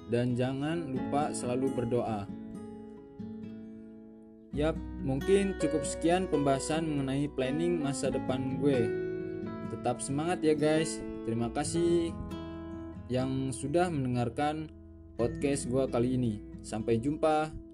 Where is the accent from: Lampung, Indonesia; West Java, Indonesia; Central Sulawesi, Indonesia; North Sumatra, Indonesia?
Lampung, Indonesia; Bandar Lampung; Gue berasal dari Bandar Lampung